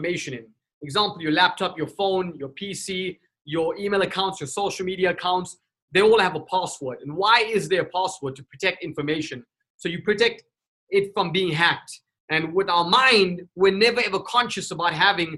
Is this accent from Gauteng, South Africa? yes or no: no; Durban, KwaZulu-Natal, South Africa; moved away; also born or lived in Johannesburg / Cape Town; I was born and raised in South Africa, Durban, South Africa, and then I literally moved out to Joburg in Cape Town